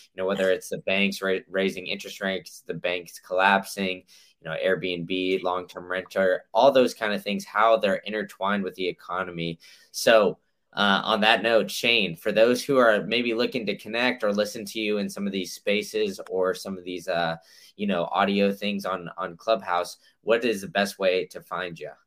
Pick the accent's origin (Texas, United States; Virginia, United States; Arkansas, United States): Texas, United States; Austin; also born or lived in Memphis; now in Tampa, United States; I I grew up in Austin and uh, I went to school in Memphis and then now I'm here